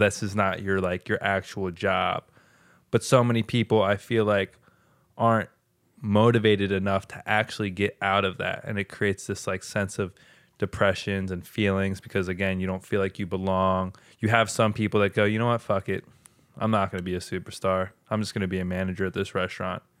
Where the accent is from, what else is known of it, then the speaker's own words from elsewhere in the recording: United States; us as American people